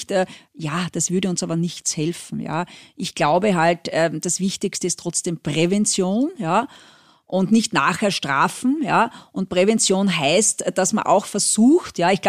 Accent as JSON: {"language": "German", "country": "France", "tie": "born or raised there", "lives_now": "Austria", "said": "ich bin ja teilweise in Frankreich aufgewachsen, äh, Österreich ist schon ein bisschen speziell."}